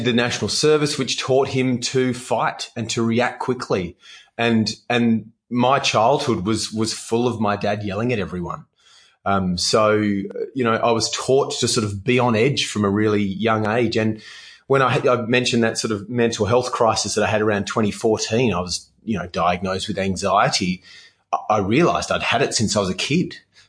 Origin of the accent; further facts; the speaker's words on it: Western Australia, Australia; Yeah. So WA for me was... It was a very sporty childhood is probably the word I'd use for it.